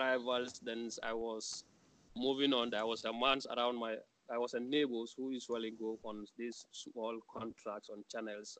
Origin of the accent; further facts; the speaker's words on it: Gambia; moved away as an adult; We were only two Gambians